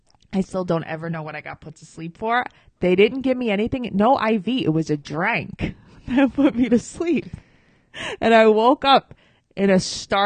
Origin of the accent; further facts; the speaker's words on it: New York City, New York, United States; I grew up in South Ozone Park.